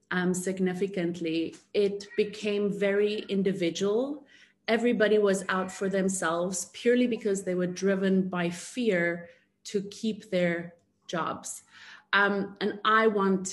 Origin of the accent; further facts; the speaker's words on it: South Africa; moved away as an adult; now in Dubai, United Arab Emirates; I am proudly South African. I moved to Dubai about 5.5 years ago, where I'm currently residing